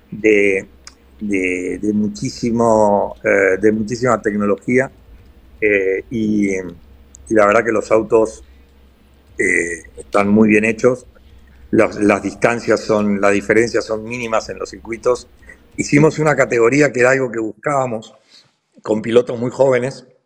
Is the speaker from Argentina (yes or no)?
yes; Argentina; yo en el fondo soy tan argentino como el día que estaba ahí